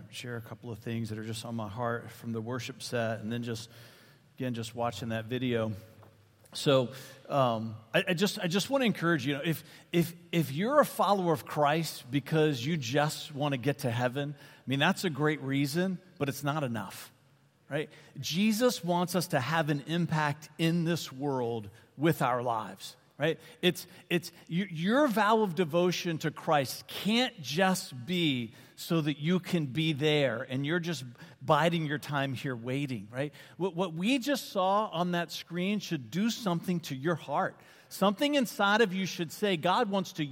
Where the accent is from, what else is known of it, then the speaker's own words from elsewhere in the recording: Varina, Virginia, United States; I grew up in this little farm community called Verina, just east of Richmond